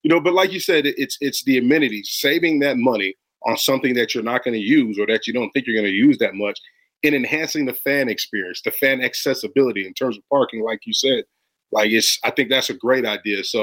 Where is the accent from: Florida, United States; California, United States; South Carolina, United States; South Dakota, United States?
Florida, United States; moved away; also born or lived in Chicago; I'm from Florida.